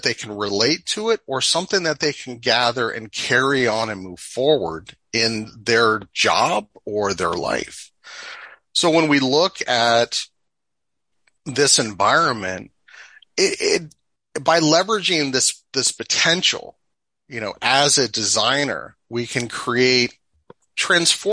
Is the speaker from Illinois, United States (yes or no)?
no; Washington, District of Columbia, United States; moved away as an adult; now in North Idaho, United States; I grew up in the Washington DC area, in the metro area, as a suburbanite.